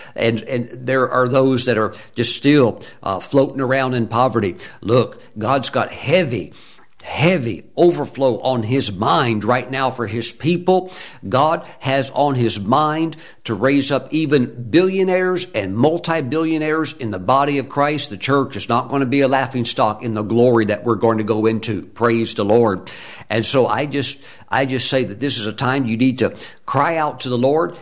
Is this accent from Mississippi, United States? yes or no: yes; Mississippi, United States; I'm in sixth grade, growing up in Mississippi